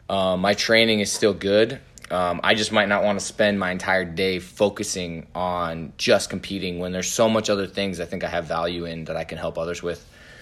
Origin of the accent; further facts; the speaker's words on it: Indiana, United States; I'm from Indiana.